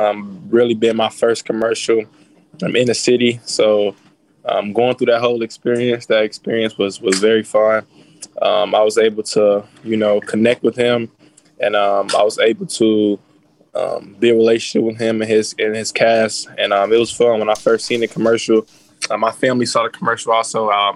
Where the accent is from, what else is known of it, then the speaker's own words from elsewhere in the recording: Chicago, Illinois, United States; being from Chicago.